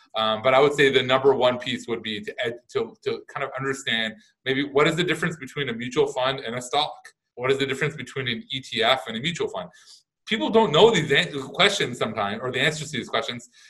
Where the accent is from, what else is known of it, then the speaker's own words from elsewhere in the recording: Canada; I'm Canadian